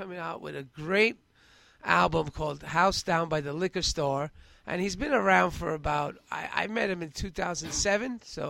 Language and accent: English; New York City, New York, United States; also born or lived in Queens; I grew up in Bushwick, and I went back and taught there for 10 years.